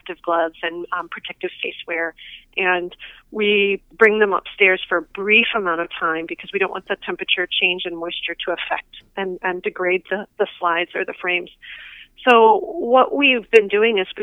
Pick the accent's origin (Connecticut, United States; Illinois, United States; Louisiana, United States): Illinois, United States; Chicago; I went back to my hometown area and decided to freelance in Chicago